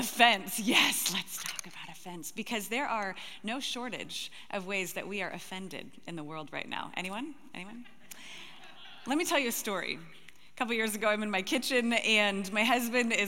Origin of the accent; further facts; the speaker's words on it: Gig Harbor, Washington, United States; I'm actually from Gig Harbor, Washington